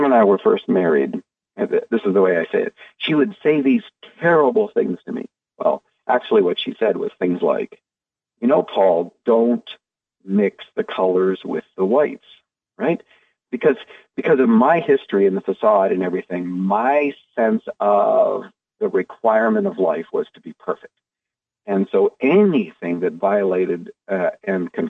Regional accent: Canada; I'm a Canadian

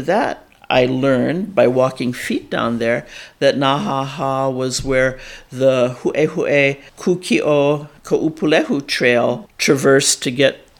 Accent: Hawaii, United States; also born or lived in Kona, Hawaii / California / Oahu; When I was 6 months old, my father was accepted to UCLA, so we moved to California for him to have his education there. Before he got his degree, we moved back to Hawaii to tend to family business, and we stayed on Oahu for a number of years

